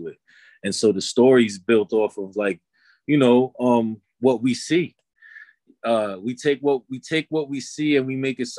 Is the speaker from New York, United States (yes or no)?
yes; New York City, New York, United States; also born or lived in Long Island, New York; I was raised in the Bronx and in Long Island for most of my youth